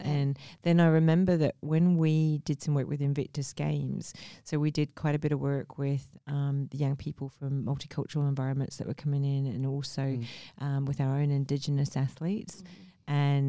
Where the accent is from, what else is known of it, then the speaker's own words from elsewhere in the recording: Mumbai, Maharashtra, India; born there; I mean, I was born in Mumbai, India.